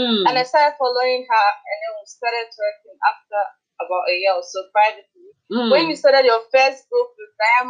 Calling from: Germany; From Germany. Thank you very much.

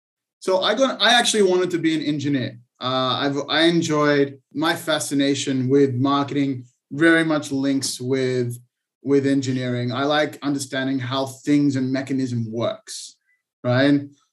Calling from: Israel; I'm calling from Israel, actually.

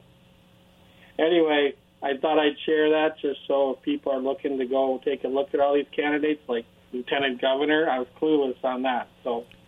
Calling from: Richland, Washington, United States; Hey, this is … in Richland.

